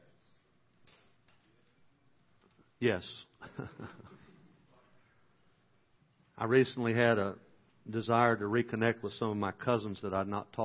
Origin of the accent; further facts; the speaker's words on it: Dyersburg, Tennessee, United States; I moved to Dyersburg. That's my hometown.